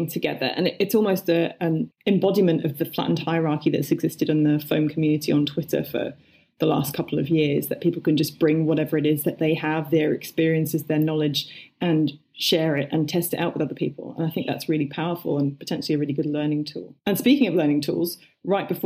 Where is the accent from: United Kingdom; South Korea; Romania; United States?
United Kingdom; I as a British person